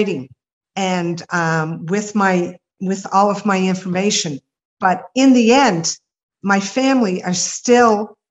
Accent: Nova Scotia, Canada

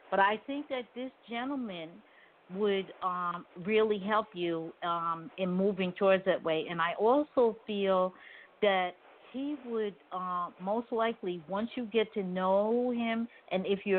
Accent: New York, United States; moved away; I'm originally from New York.

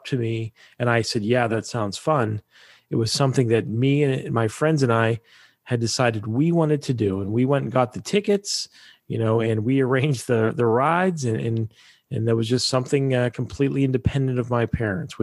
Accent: Pittsburgh, Pennsylvania, United States; it was Pittsburgh. That's my hometown

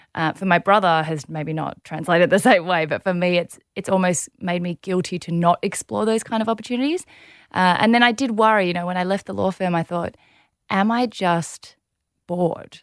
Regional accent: Melbourne, Victoria, Australia; also born or lived in South Korea; grew up in Melbourne, beautiful family

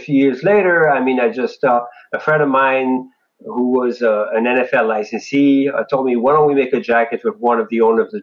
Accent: France; moved away; I'm an immigrant from France

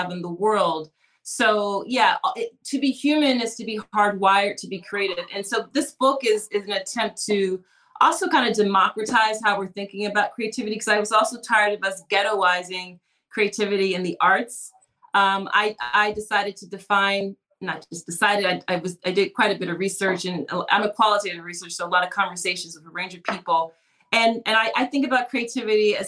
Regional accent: Philadelphia, Pennsylvania, United States; I'm from Philly, so we have a front step stoop culture

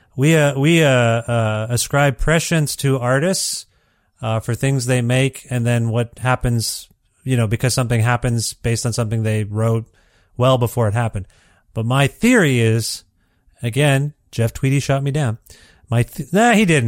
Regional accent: Ontario, Canada; moved away as an adult; also born or lived in Guelph, Ontario; I'm from Ontario

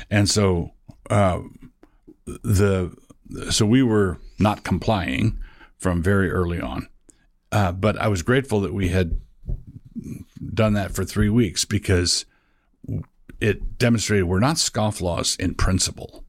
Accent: Annapolis, Maryland, United States; moved away as an adult; also born or lived in Ann Arbor, Michigan; now in Moscow, Idaho, United States; I call my hometown Annapolis, Maryland. I grew up in Annapolis.

